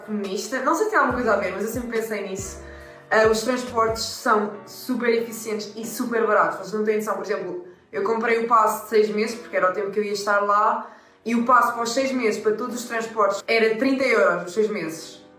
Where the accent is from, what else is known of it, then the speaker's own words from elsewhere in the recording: Lisbon, Portugal; nós somos de Lisboa